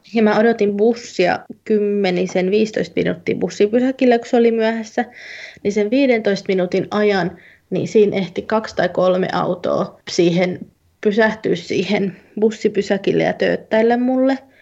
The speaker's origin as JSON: {"language": "Finnish", "town": "Turku", "region": "Southwest Finland", "country": "Finland", "tie": "born or raised there", "moved": "yes", "lives_now": "England", "said": "mä nyt oon Turusta kotoisin"}